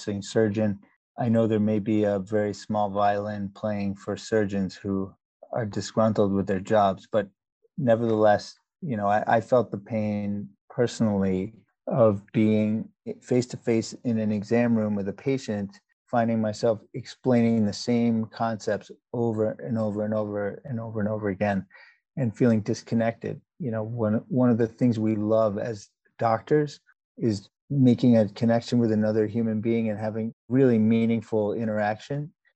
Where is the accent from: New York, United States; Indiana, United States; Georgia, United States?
New York, United States; New York area, United States; moved away as an adult; also born or lived in South Africa / Canada; now in Boston, United States; I spent most of my childhood growing up in the New York area and stayed in the Northeast, and I'm now in the Boston area